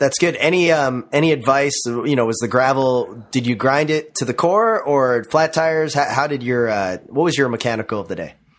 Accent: Minnesota, United States; growing up in the Minnesota cycling scene

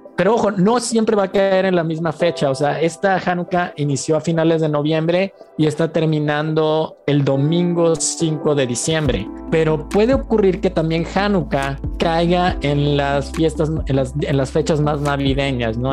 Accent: Mexico; also born or lived in Germany

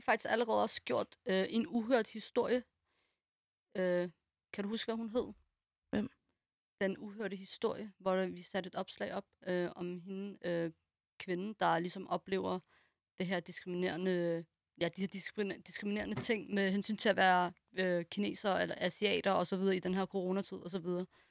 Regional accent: Denmark; born or raised there

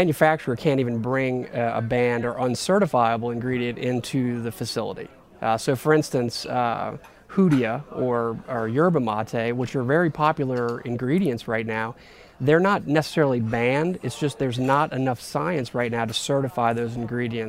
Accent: New Orleans, Louisiana, United States; I was born and raised in New Orleans

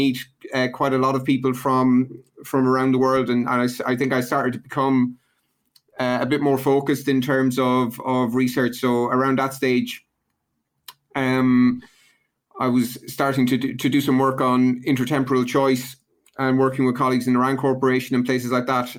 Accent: Ireland; I grew up in Ireland in the 80s during a major recession

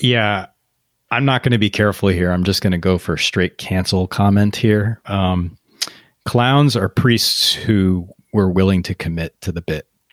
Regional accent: United States; me as an American

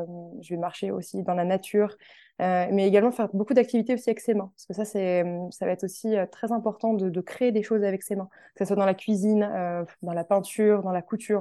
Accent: Tours, Centre-Val de Loire, France; moved away as an adult; now in Paris, France; J'habite actuellement sur Paris, mais je suis originaire de Tours à la base.

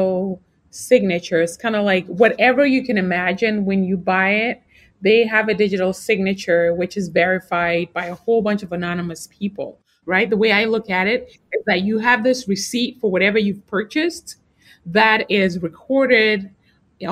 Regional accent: Ghana; moved away; also born or lived in New York, United States; I grew up in Ghana. Actually, I was born in New York, but you know, my parents are from Ghana. So I lived in Ghana and then I came back later on

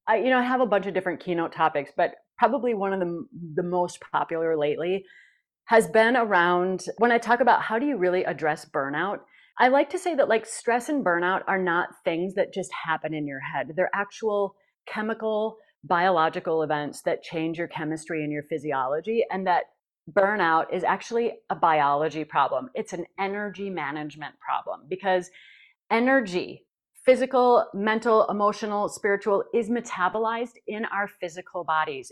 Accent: Janesville, Minnesota, United States; from Janesville, Minnesota

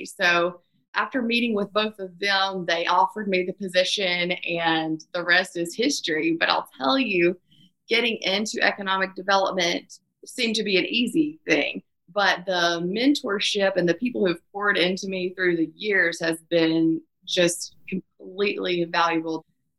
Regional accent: Meridian, Mississippi, United States; Growing up in Meridian, Mississippi, we're just, you know, across the border from Tuscaloosa, Alabama

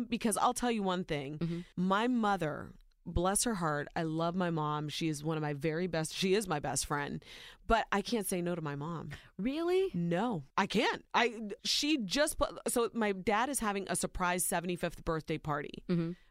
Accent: Ohio, United States; born or raised there

